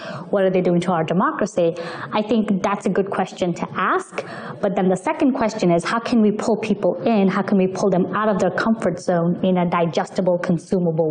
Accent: New York City, New York, United States; So I moved to the States when I was 8 years old. I grew up in New York City

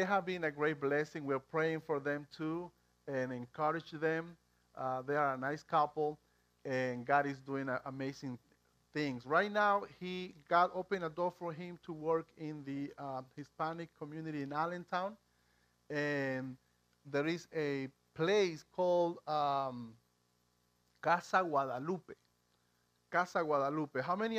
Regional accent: Bolivia; English is a second language; moved away as an adult; now in Pennsylvania, United States; And I was born in Bolivia. I came to the United States when I was 22 years old

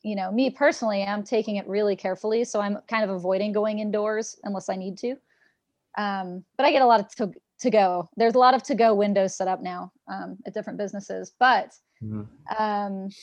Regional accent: Seattle, Washington, United States; I'm from Seattle

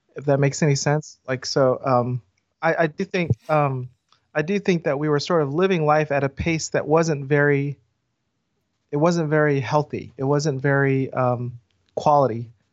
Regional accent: the South, United States; now in Atlanta, United States; I'm Korean American, and I've been in the South my whole life

